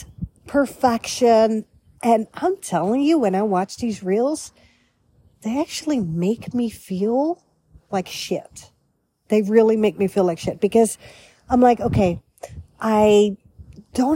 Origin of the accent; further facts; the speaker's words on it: Netherlands; also born or lived in Beverly Hills, United States / Florida, United States; now in United States; a European girl born and raised in the Netherlands, capital Amsterdam